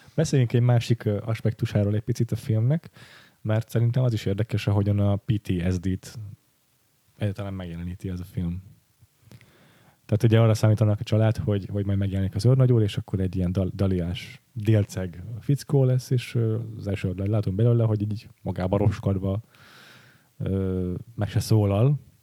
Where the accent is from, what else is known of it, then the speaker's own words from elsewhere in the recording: Western Hungary, Hungary; én meg Nyugat-Magyarországról származok